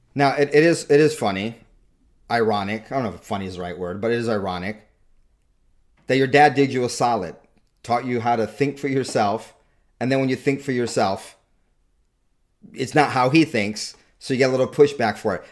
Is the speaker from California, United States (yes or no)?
yes; Southern California, United States; I grew up mostly in Southern California